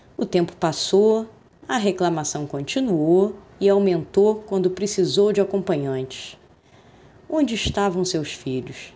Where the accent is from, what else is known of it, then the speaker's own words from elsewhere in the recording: Brazil; sou brasileira